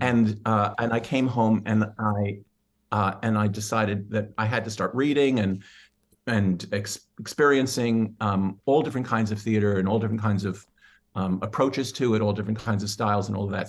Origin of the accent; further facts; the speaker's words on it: New York City, New York, United States; I'm a born, born and bred New Yorker. Uh, and, uh, I was born in Manhattan, and, uh, I grew up in the, on the, uh, on the Upper West Side